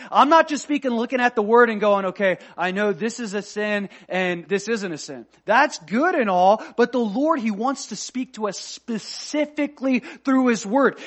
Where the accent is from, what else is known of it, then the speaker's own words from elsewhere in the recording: United States; I love being American. I'm a proud American boy